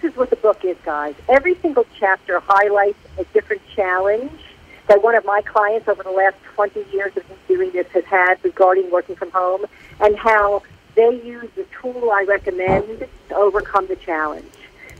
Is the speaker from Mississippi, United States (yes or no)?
no; New York, United States; now in Atlanta, United States; I'm from New York, but I live in Atlanta.